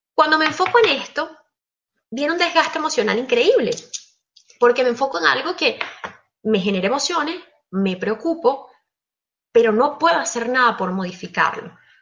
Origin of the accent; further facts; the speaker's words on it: Venezuela; moved away as an adult; now in Belgium; Emigré, yo soy venezolana, actualmente estoy viviendo en Bélgica